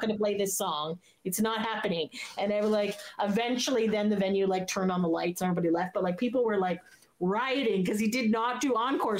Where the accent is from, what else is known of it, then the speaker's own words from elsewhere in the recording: Canada; As a Canadian